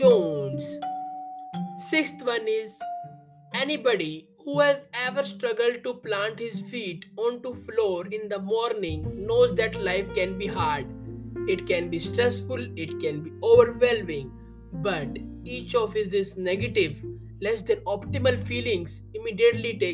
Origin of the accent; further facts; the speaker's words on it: India; I am from India.